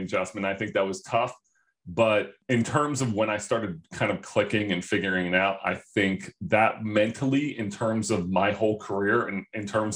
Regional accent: Philadelphia, Pennsylvania, United States; also born or lived in New Jersey; I'm from Philly

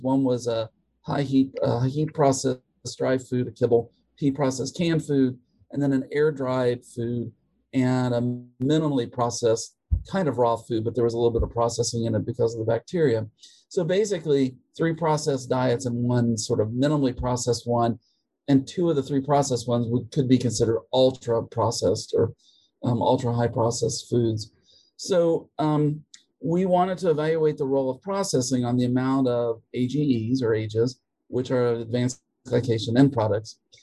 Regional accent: West Virginia, United States; moved away as an adult; also born or lived in Minnesota / Tennessee / Connecticut; now in Georgia, United States; I am from West Virginia originally.

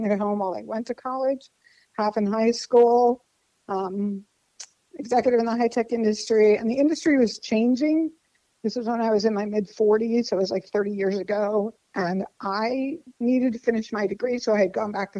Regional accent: New Jersey, United States; also born or lived in Washington, D.C. area / California / Rocky Mountains / Alaska; now in Florida, United States; grew up in New Jersey

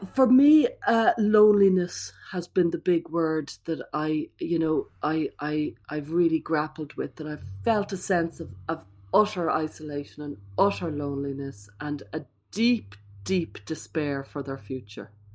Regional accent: Ireland; I'm Irish

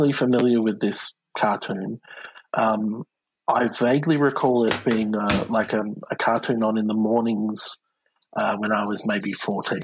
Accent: Australia; as an Australian

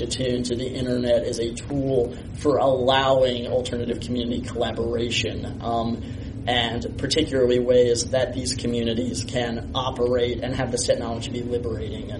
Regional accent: Austin, Texas, United States; also born or lived in Pasadena, California; I am actually a native of Austin, Texas, which is a rarer and rarer thing these days

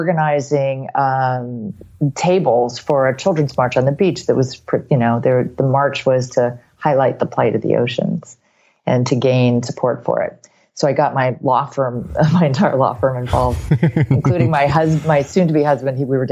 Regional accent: Hawaii, United States; I'm from Hawaii

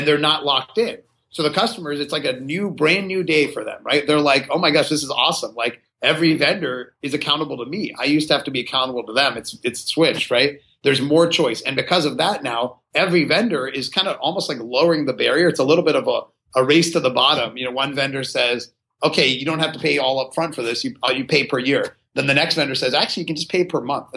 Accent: Pittsburgh, Pennsylvania, United States; I grew up in Pittsburgh, Pennsylvania

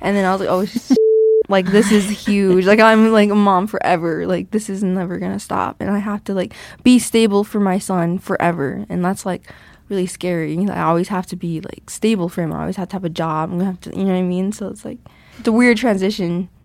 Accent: St. Ignatius, Montana, United States; also born or lived in Missoula, Montana; I'm from Flathead Reservation, um, Saint Ignatius, like, outside of Saint Ignatius. Like, that's where I grew up

